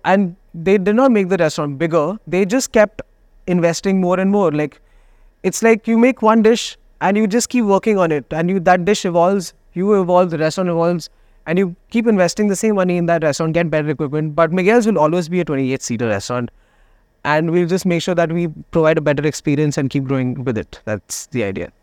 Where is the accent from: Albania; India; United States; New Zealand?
India; Delhi; now in Goa, India; I am from Delhi.